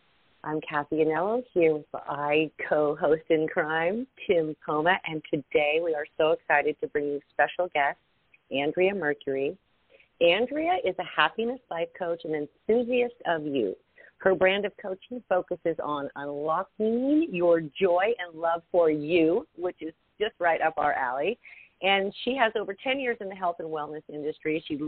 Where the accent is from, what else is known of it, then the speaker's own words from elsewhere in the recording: California, United States; now in Ukiah, United States; I'm a transplant from Marin County, but I have strong roots to this place.